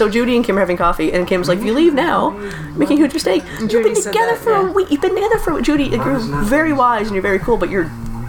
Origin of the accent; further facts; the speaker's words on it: Canada; as a Canadian gay